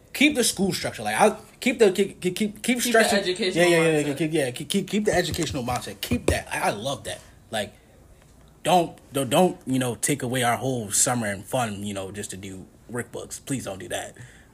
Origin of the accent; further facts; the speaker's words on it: Trinidad & Tobago; Because I like being Trinidadian. Mm-hmm. I love our culture.